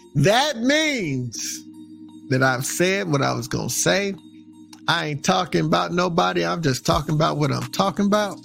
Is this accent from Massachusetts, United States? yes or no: no; Texas, United States; also born or lived in Maryland, Virginia, DC area; now in Maryland/Virginia/DC area, United States; I'm from Texas